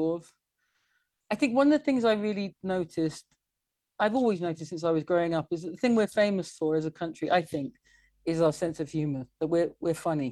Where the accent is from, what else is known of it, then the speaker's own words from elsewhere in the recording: England, United Kingdom; I am English and I love England